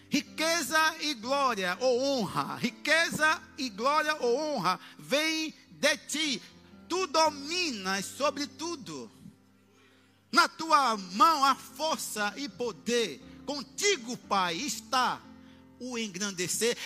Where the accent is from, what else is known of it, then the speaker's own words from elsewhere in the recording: Aracaju, Sergipe, Brazil; Eu vivi na extrema pobreza até 11 anos. Até ser criado com uma família em Aracaju.